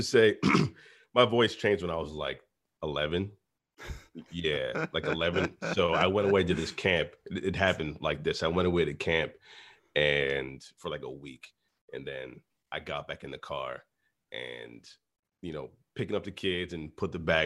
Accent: Minnesota, United States; also born or lived in Boston, Massachusetts / New Orleans, Louisiana; I was born in Boston, raised in Minnesota, but kind of shaped in New Orleans

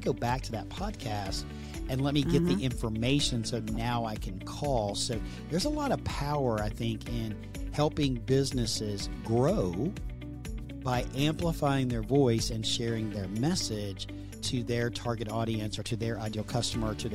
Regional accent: Texas, United States; accent: Southern; my Southern accent from Texas in the United States

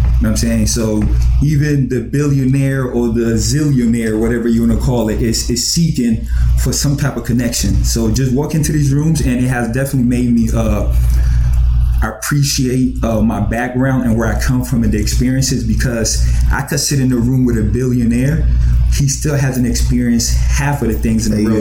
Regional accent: Columbus, Ohio, United States; born or raised there; also born or lived in Ghana

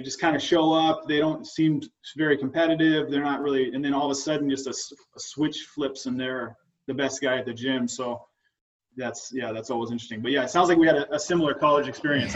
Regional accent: Oregon, United States; I've lived in Oregon my whole life

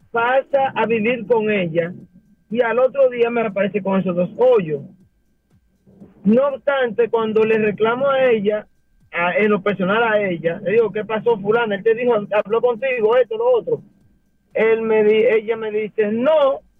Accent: La Romana, Dominican Republic; aquí en mi pueblo de La Romana

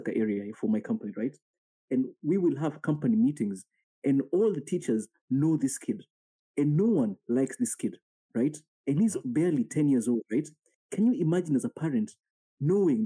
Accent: Kenya; now in Japan; growing up in Kenya

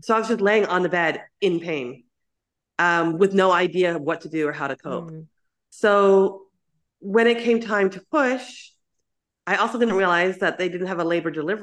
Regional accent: Canada; moved away as an adult; now in Taiwan; So I'm from Canada, but I left Canada. I came here when I was 21.

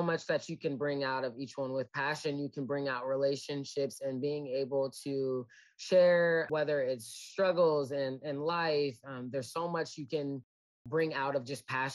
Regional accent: Olathe, Kansas, United States; moved away as an adult; also born or lived in Nebraska / South Dakota; now in Fayette, United States; I'm originally from Olathe, Kansas, grew up here

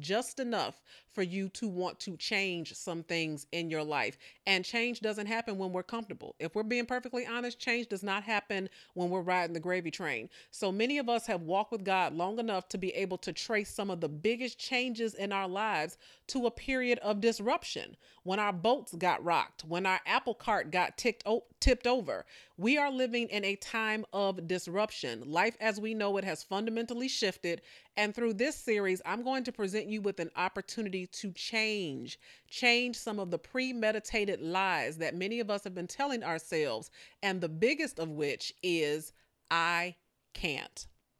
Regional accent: Chicago, Illinois, United States; Now, I am not a Southerner. You know, I'm born and raised primarily in Chicago, but I have been accused of pulling out these country sayings every now and again.

